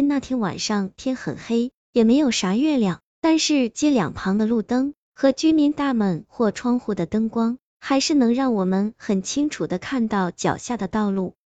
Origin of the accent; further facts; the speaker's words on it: Pucheng, Fujian, China; also born or lived in Shipi; 初二那年，我爸爸去世了，我妈妈带着我和我弟弟从石皮搬回了城里。那时候我家住在城关一条叫文化弄的小街巷里，这条小巷子的后面就是浦城二中，再往外走经过一座基督教堂，就到热闹的民主路了